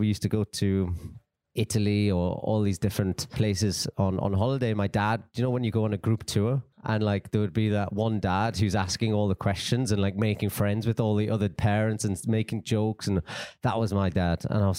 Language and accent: English; Newcastle, North East England, United Kingdom; I am from Newcastle in England.